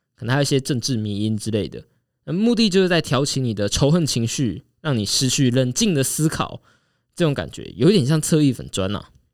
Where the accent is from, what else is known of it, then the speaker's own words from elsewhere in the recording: Taiwan; 虽然我们台湾人都在火美国大选